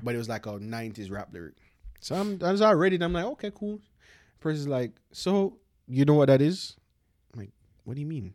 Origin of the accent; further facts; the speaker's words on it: Jamaica; moved away; me growing up in Jamaica